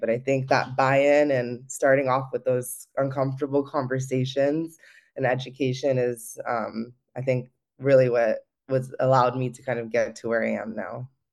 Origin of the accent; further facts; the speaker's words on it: Los Gatos, California, United States; also born or lived in Campbell, California; I grew up in the Bay Area, uh, in Los Gatos and Campbell area